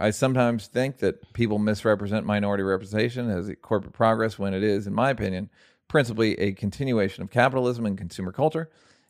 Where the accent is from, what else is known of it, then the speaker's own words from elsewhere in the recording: Toronto, Ontario, Canada; I'm from the West End of Toronto, which is a super amazing place, progressive and accommodating.